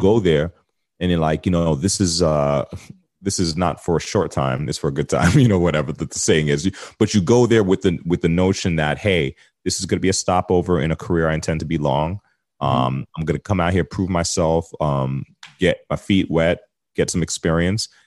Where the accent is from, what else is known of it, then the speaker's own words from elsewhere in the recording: United States; moved away as an adult; now in Toronto, Canada; I'm an American in Canada